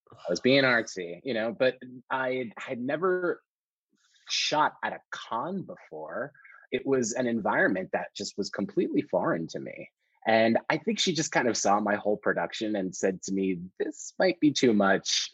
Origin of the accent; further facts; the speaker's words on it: New York City, New York, United States; I was born and raised in New York City.